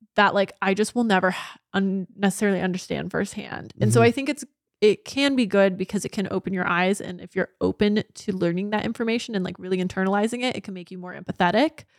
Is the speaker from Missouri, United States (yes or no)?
no; Orange County, Southern California, United States; growing up in Orange County, Southern California, my entire life